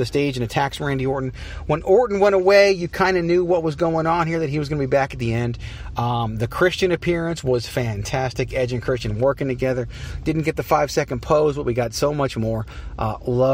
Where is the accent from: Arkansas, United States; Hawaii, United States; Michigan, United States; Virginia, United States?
Virginia, United States; Richmond; now in Phoenix, United States; I'm from Richmond, Virginia.